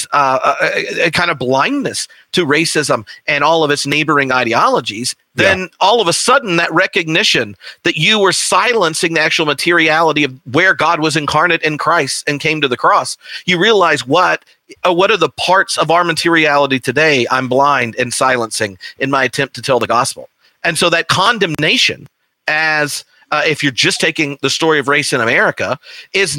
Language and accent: English; the South, United States; growing up in the South in a Baptist context